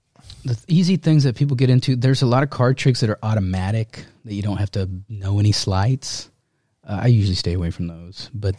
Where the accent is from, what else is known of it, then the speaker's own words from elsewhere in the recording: Dallas, Texas, United States; I grew up in Oak Cliff.